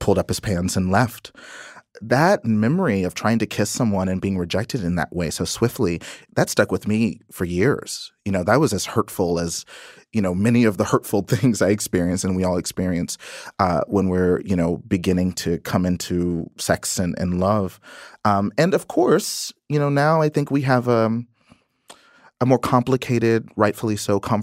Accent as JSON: {"language": "English", "region": "Texas", "country": "United States", "tie": "born or raised there", "said": "when I was growing up in Texas"}